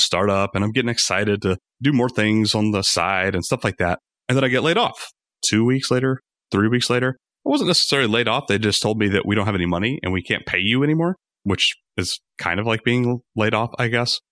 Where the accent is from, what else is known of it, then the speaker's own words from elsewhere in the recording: Rome, Georgia, United States; moved away as an adult; also born or lived in Atlanta, Georgia; we moved from Atlanta to my hometown, Rome, Georgia